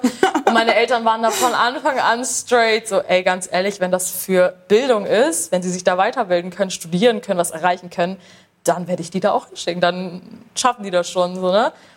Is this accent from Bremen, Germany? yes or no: yes; Bremen, Germany; ich komme aus Bremen